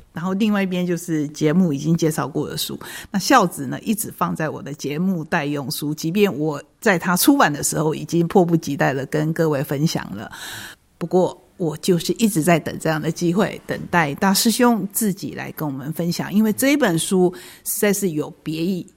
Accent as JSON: {"language": "Chinese", "country": "Taiwan", "said": "对我们台湾人来讲非常重要的过年"}